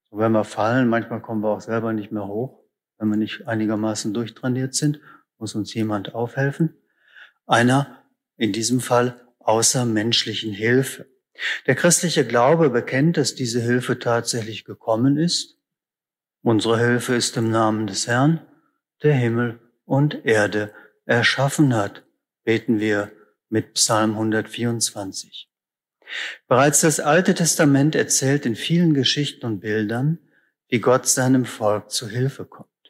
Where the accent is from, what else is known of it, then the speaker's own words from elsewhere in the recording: Northern Germany, Germany; ich komme aus Norddeutschland, da heißt es einfach ganz nüchtern, der Krankenwagen.